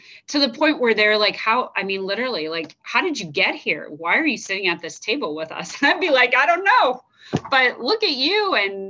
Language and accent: English; Iowa, United States; moved away as an adult; also born or lived in Chicago; where are you from? And I'm like, Iowa.